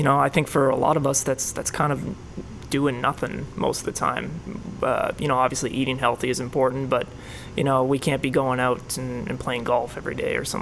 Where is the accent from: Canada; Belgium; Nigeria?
Canada; moved away as an adult; now in Florida, United States; I'm Canadian